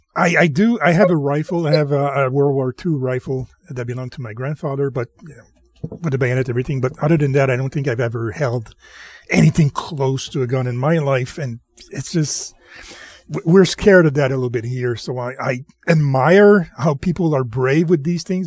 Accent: Canada; we're, we're French Canadian here, and we're we're really protective for the French

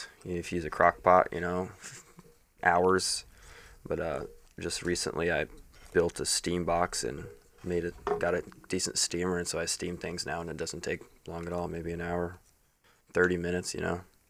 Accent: Indiana, United States; moved away as an adult; also born or lived in Colorado / West Coast; now in Nashville, United States; I've spent most of my adult life in Colorado, a little bit of the West Coast, but I was born and raised in Indiana.

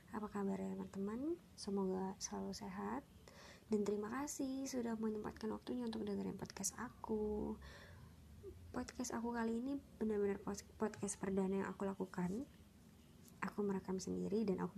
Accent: Serpong, Banten, Indonesia; Aku asli dari Serpong, Tangerang Selatan, dan saat ini aktivitasku adalah seorang karyawan di salah satu perusahaan yang cukup besar di Jakarta Pusat

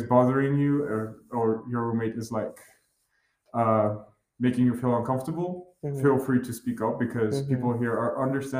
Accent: Vanadzor, Lori, Armenia; I'm from Armenia. I'm from Vanazon.

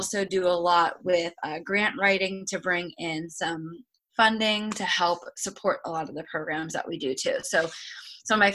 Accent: Lehigh Valley, Pennsylvania, United States; I'm from the Lehigh Valley area.

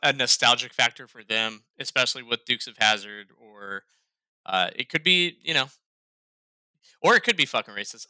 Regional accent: Ohio, United States; now in North Carolina, United States; I'm from Ohio

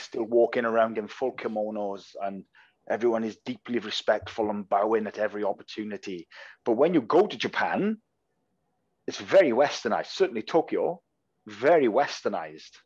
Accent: Wales, United Kingdom; accent: Welsh; I'm Welsh, so I've got a Welsh accent

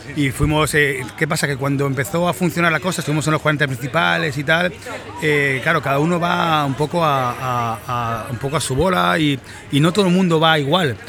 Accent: Mataró, Catalonia, Spain; estoy en Mataró, mi pueblo.

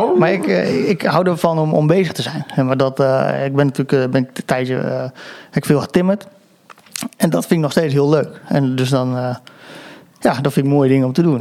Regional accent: Apeldoorn, Gelderland, Netherlands; ik kom uit Apeldoorn

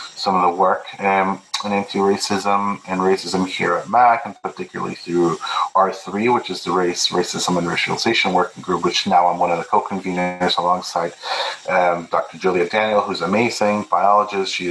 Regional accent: Peru; English is a second language; I was born in Peru, I'm Peruvian, I'm Catholic, so how do I bring that perspective?

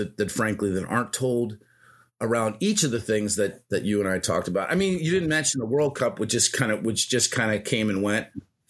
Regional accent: United States; I'd also like to understand, you know, just as an American citizen

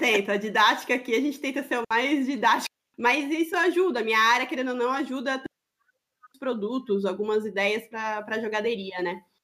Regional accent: Greater São Paulo, Brazil; moved away as an adult; now in Florianópolis, Brazil; Somos paulistas do interior, é da Grande São Paulo

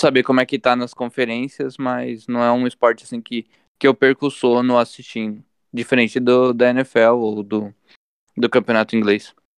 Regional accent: São Bernardo do Campo, São Paulo, Brazil; nasci no Ruge Ramos, aqui em São Bernardo do Campo, bairro no qual eu resido hoje.

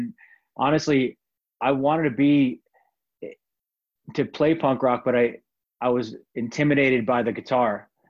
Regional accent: Glen Rock, New Jersey, United States; also born or lived in Paterson; Yeah, actually, I was born in Paterson, New Jersey, which is

